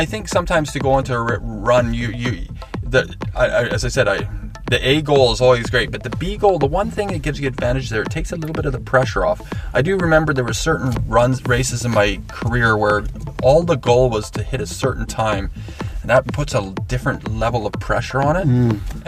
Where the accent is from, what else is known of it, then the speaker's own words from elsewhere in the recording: Okanagan, British Columbia, Canada; I grew up racing in the Okanagan